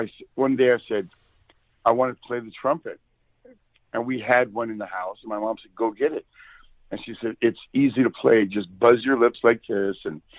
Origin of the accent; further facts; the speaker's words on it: Long Beach, California, United States; I grew up in Long Beach, California.